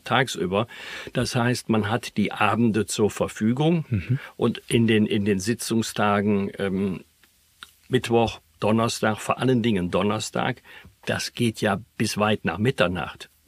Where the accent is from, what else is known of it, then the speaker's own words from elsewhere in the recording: Bergisch Gladbach, North Rhine-Westphalia, Germany; in meiner Heimatstadt Bergisch Gladbach